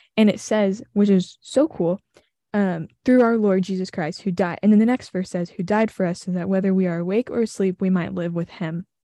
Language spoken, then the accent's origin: English; Southern, United States; accent: Southern; When I'm with my family, I turn my Southern accent on.